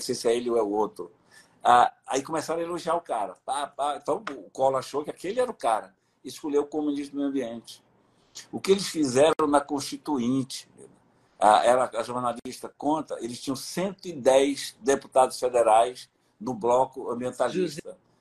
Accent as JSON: {"language": "Portuguese", "area": "Juruá", "region": "Amazonas", "country": "Brazil", "tie": "born or raised there", "moved": "yes", "said": "Eu sou do Juruá"}